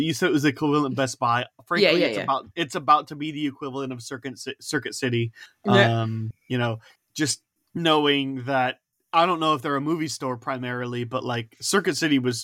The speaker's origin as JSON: {"language": "English", "country": "United States", "said": "as an American"}